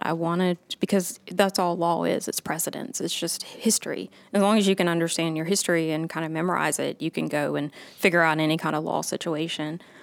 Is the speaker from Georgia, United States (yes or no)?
yes; Augusta, Georgia, United States; also born or lived in Jesup, Georgia / Aiken, South Carolina / Atlanta, Georgia; I'm originally from Augusta. I was born here, and then my family moved down to a little town called Jessup, Georgia